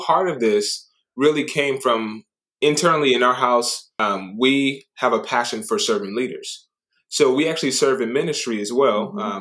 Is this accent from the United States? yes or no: no; Japan; moved away; I grew up in Japan